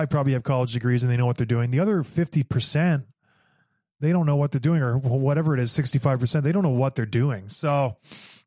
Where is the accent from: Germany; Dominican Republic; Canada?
Canada; I am Canadian